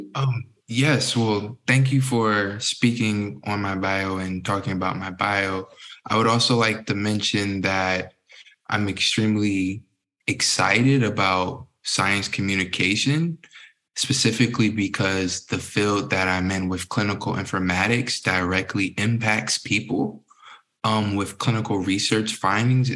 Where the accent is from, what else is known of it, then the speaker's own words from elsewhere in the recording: Newport News, Virginia, United States; I grew up in Southeast Virginia, Newport News, Virginia, known as the 757.